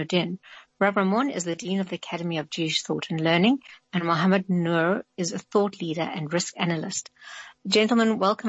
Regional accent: South Africa; It's one of the reasons I love being South African.

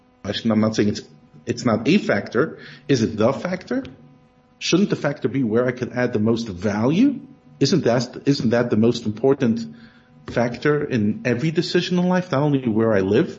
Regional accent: Brooklyn, New York, United States; moved away as an adult; now in South Africa; I grew up in Brooklyn. You could hear from my accent

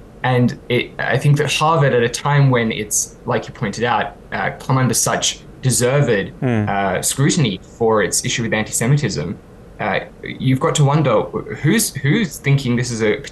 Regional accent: Australia; now in United Kingdom; my home country of Australia

